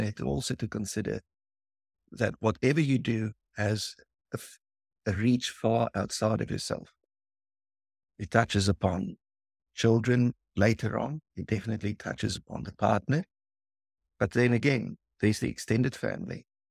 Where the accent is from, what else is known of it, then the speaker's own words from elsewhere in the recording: South Africa; the area where we grew up in South Africa